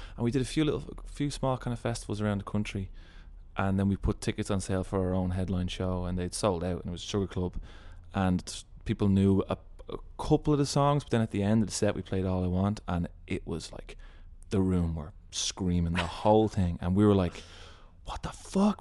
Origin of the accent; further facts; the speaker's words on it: Ireland; we were referred to as the Irish guys.